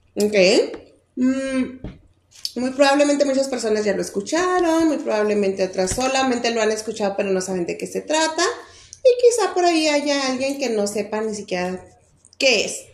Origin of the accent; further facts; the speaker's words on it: Mexico; nosotros como mexicanas, mexicanos, en nuestra cultura